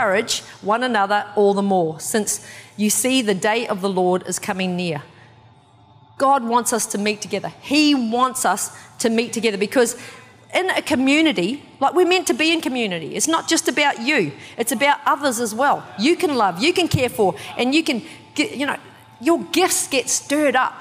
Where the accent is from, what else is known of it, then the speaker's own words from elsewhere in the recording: New Zealand; I'm from New Zealand, so I've came, like, grew up with gangs. Like, there's lots of gangs in the town that I'm from